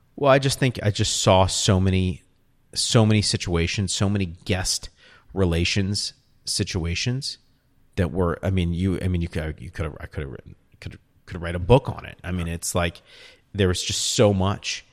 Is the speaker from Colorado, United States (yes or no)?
no; New Orleans, Louisiana, United States; accent: New Orleans; moved away; also born or lived in Austin; it's my New Orleans accent